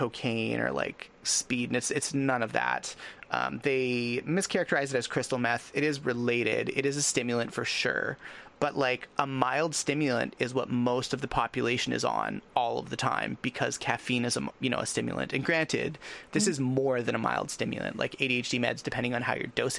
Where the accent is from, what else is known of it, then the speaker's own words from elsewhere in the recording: Canada; I'm Canadian